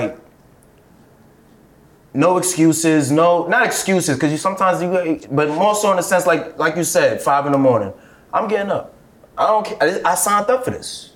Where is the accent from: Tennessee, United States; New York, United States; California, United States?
New York, United States; New York City; I come from Flex in Brooklyn. Like, that's the kind of era of Brooklyn I am